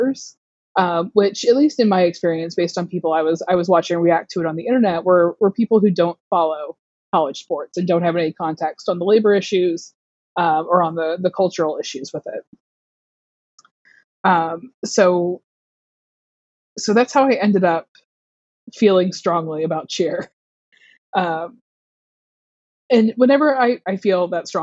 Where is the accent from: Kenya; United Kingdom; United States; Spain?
United States; Southeast; I am from the Southeast. I went to University of Georgia. My dad went to University of Georgia. I was raised a college football fan